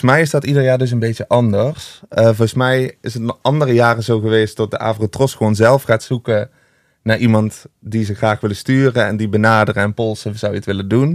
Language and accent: Dutch; Limburg, Netherlands; now in Amsterdam, Netherlands; Want ik vind Amsterdam te gek, daar woon ik ook. Maar ik ben wel echt een Limburger.